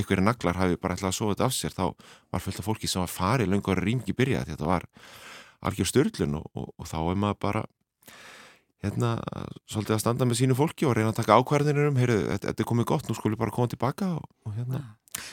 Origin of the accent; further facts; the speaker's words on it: Reykjavík, Capital Region, Iceland; Ég er alinu upp á Hólavallagötu við Landagötu í Vestubærum